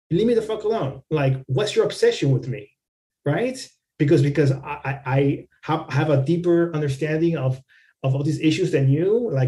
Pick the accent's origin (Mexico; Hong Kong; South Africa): Mexico; born there; first language es; English is a second language; Even though I was born in Mexico, you know, Spanish was my first language. My family are indigenous people from Mexico